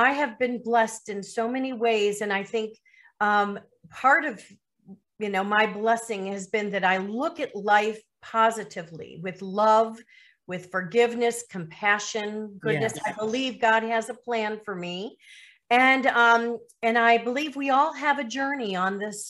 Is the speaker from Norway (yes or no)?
no; Lake Forest, Illinois, United States; moved away as an adult; also born or lived in Miami, Florida / Chicago suburbs; now in Caribbean; I was raised in Lake Forest, Illinois, which is a northern suburb